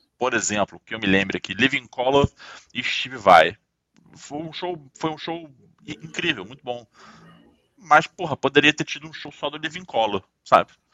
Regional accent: Rio de Janeiro, Brazil; eu tô aqui falando como um bom carioca

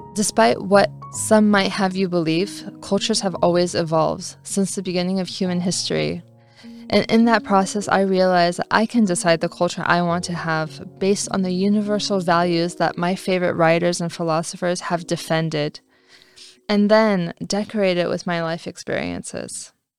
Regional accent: California, United States; moved away as an adult; also born or lived in Paris, France; I grew up in California

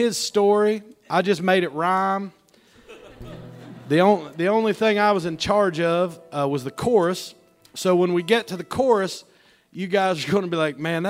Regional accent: West Virginia, United States; I'm from West Virginia.

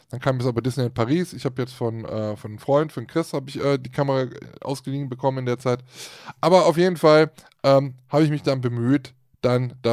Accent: Switzerland; oh, guck mal, wir kommen aus der Schweiz, supi.

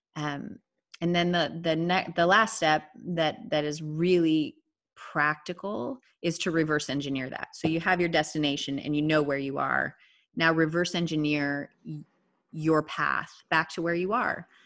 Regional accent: South Dakota, United States; moved away as an adult; also born or lived in Minnesota; now in Austin, United States; So I was raised in South Dakota, and I married a Minnesotan.

